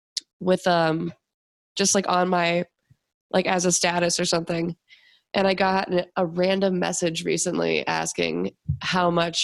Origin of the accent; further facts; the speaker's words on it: Memphis, Tennessee, United States; I was born in Memphis and my parents lived down there when they adopted me.